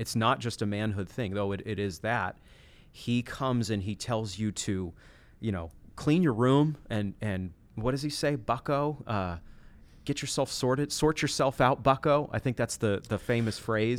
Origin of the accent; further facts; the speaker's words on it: Machias, Maine, United States; the school in the town where I grew up in Maine